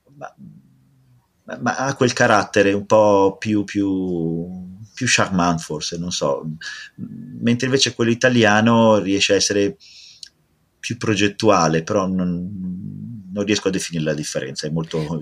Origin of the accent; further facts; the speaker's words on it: Italy; adoro propormi come italiano